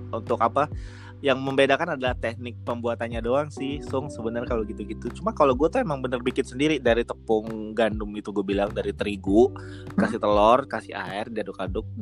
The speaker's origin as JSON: {"language": "Indonesian", "town": "Palembang", "region": "South Sumatra", "country": "Indonesia", "tie": "born there", "said": "karena gue dibilang numpang lahir doang di Palembang"}